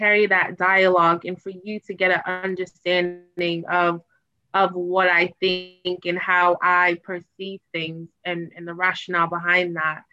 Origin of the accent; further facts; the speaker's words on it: Boston, Massachusetts, United States; moved away as an adult; also born or lived in Washington, D.C.; now in London, United Kingdom; my hometown is Boston